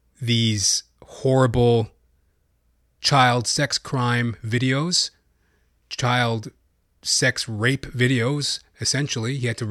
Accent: Canada; Matter of fact, I'm a Canadian. I'm a Canuck, eh?

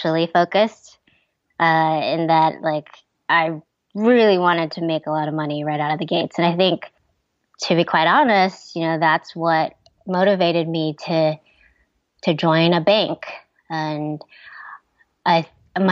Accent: Ohio, United States; moved away as an adult; also born or lived in Taiwan; I grew up in Ohio

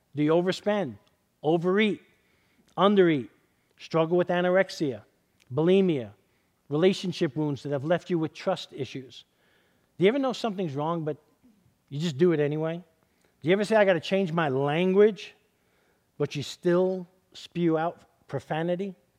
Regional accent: New York City, New York, United States; now in Southern California, United States; I grew up in East Harlem in, in New York City

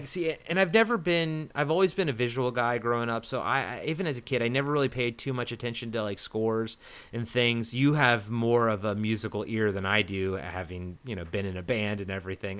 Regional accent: East Coast, United States; growing up on the East Coast and growing up in, like, older subdivisions

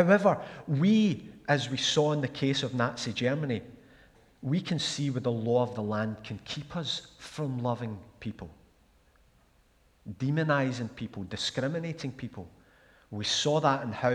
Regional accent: Glasgow, Scotland, United Kingdom; moved away as an adult; also born or lived in Stirling / Pitlochry; I grew up in Glasgow, as I've said. A place called Ardenne, which was next to Camwodrick

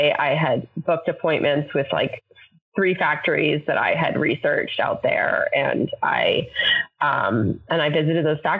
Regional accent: Canada; moved away as an adult; now in United States; I'm Canadian, so I was here on a visa

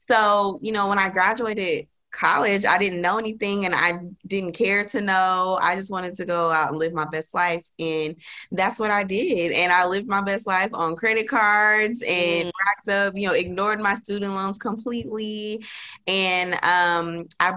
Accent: Dallas, Texas, United States; moved away as an adult; also born or lived in Las Vegas; I'm from Dallas, but I ended up moving to Las Vegas for my first

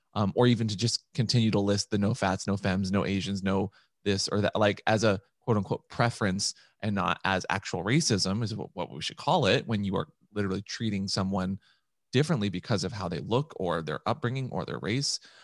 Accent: Seattle, Washington, United States; I was raised in Seattle

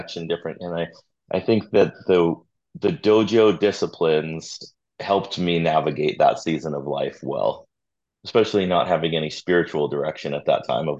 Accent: Redondo Beach, California, United States; also born or lived in Torrance, California; Growing up in Redondo, and before we moved to Redondo, living in Torrance, but living in the South Bay my whole life

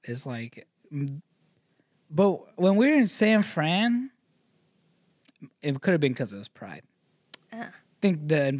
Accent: Vietnam; born there; Like I'm one generation, like I was born in Vietnam.

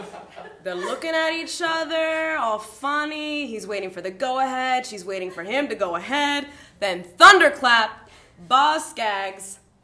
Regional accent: Baltimore, Maryland, United States

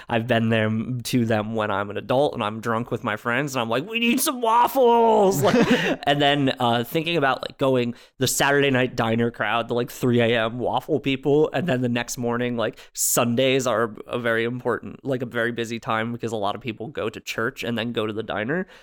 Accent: New Jersey, United States; I'm from New Jersey

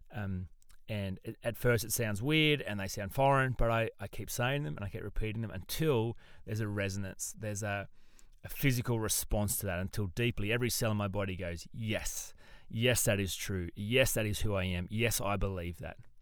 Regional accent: Australia; as an Australian

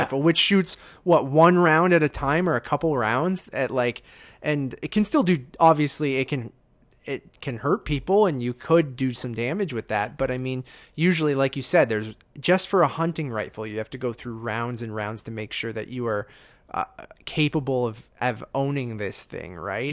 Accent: Canada; as a Canadian

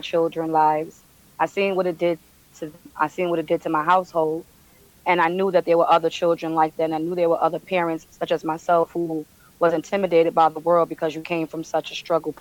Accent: New York City, New York, United States; I'm born and raised in Brooklyn, Bed-Stuy.

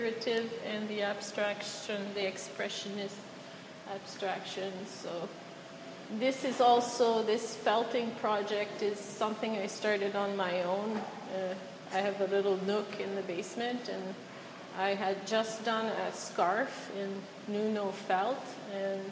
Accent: Quebec City, Quebec, Canada; moved away; I'm not from here, I'm from Quebec City

